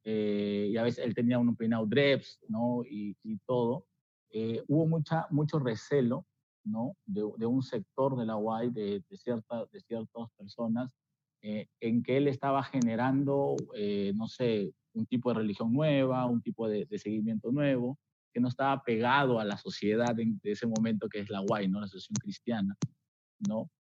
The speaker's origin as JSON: {"language": "Spanish", "country": "Peru"}